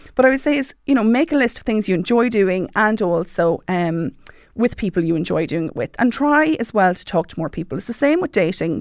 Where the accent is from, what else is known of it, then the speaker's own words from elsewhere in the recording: Mullingar, Leinster, Ireland; I joined recently Hardy Book Studio in Mullingar 'cause I'm from Mullingar